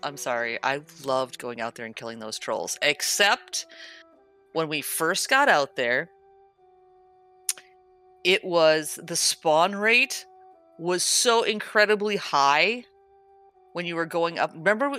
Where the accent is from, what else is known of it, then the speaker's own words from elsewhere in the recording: Midwest, United States; We're from the Midwest. We're all Scandahoovian somewhere